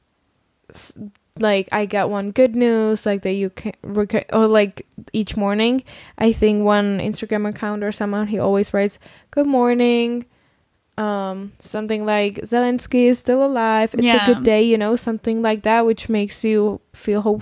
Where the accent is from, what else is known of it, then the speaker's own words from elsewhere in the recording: Czechia; I'm so proud that I'm Czech and I'm so happy that I'm from the Czech Republic